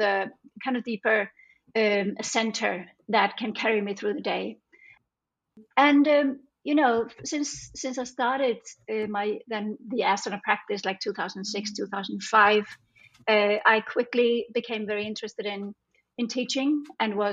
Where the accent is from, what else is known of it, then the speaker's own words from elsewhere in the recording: Iceland; now in Denmark; I'm from Iceland, but I've lived in Denmark like the last almost 30 years